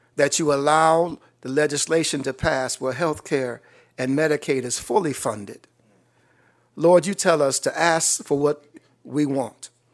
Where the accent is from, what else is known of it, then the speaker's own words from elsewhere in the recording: Western New York, United States; I am from Western New York